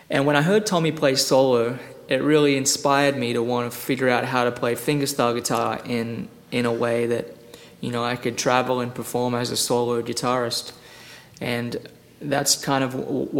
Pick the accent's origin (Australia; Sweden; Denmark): Australia; now in Nashville, United States; I grew up in Australia